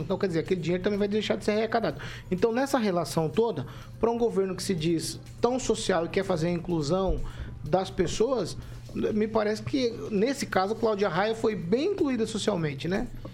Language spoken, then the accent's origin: Portuguese; Brazil; Eu sou brasileiro, moro aqui, não pretendo sair desse país